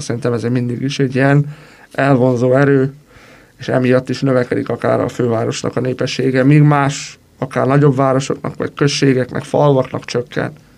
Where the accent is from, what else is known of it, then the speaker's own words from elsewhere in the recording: Romania; moved away as an adult; now in Hungary; aki egyik országból a másik országba költözött, úgymond emigrált, és valahova immigrált, mivel hogy Romániából származom